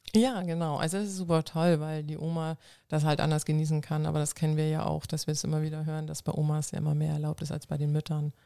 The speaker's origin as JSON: {"language": "German", "region": "Schleswig-Holstein", "country": "Germany", "tie": "born or raised there", "first_language": "Low German", "second_language": "German", "said": "Plattdeutsch ist eine ah. Sprache ah. bei uns oben im Norden, in Schleswig-Holstein"}